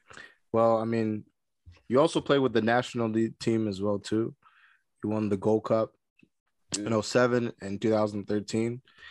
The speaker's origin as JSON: {"language": "English", "country": "United States", "said": "We're all American here, you know what I'm saying?"}